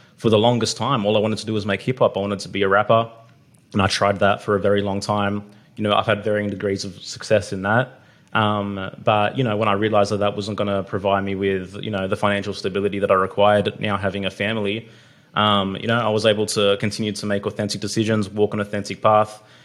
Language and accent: English; Australia; I was born in Australia